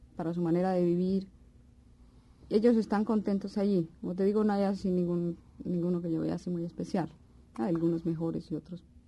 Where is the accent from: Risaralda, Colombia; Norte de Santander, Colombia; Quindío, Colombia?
Risaralda, Colombia; Pereira; moved away; also born or lived in Cali; En Pereira, que en realidad es mi ciudad natal